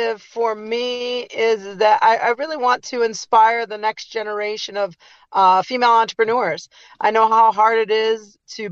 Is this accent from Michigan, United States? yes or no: yes; Detroit, Michigan, United States; moved away as an adult; now in California, United States; Just grew up in the suburbs of Detroit area